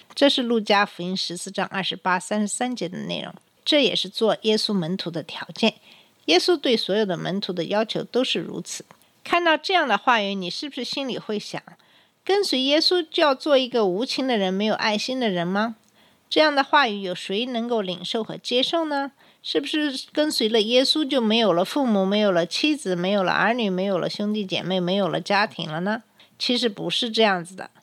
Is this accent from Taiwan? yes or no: no; China; 按照我们中国人的传统